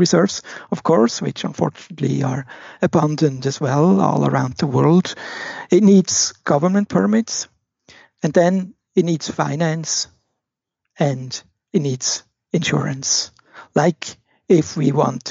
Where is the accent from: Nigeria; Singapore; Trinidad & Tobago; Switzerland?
Switzerland; I was born in Switzerland, and growing up, I spent a lot of time in the forests, in the mountains, by the rivers and lakes